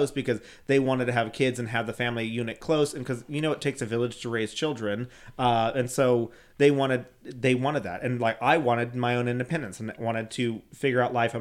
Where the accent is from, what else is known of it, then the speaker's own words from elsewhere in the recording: San Antonio, Texas, United States; moved away as an adult; now in Houston, United States; I was the first person to move away from San Antonio